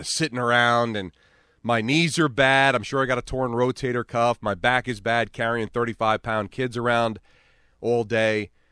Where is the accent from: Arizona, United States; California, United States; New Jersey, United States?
New Jersey, United States; Hawthorne; a community like North Jersey where I grew up in Hawthorne